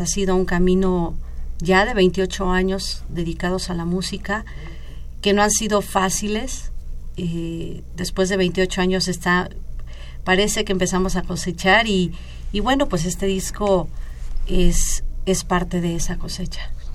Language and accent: Spanish; Mexico; nos representa como mexicanos